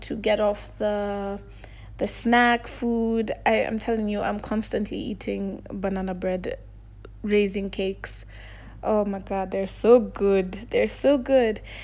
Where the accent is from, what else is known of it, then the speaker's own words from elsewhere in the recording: Kenya; also born or lived in Nairobi, Kenya; I'm from Kenya and I live in Nairobi.